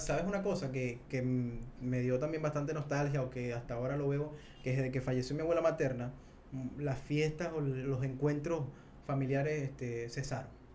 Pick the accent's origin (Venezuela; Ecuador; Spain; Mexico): Venezuela; nosotros somos venezolanos